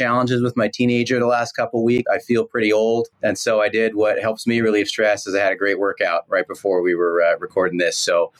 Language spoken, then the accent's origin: English; Northern California, United States; born or raised there